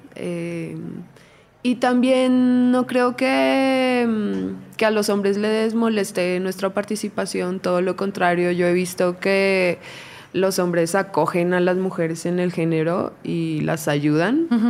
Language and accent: Spanish; Colombia; now in Mexico; yo soy de Colombia, entonces desde muy chiquita